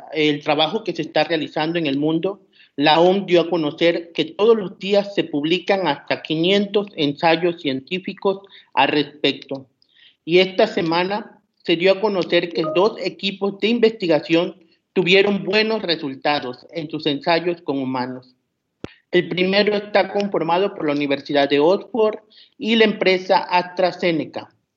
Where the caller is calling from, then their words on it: Tabasco, Mexico; Saludos desde Tabasco, en representación de la Red Mexicana de Periodistas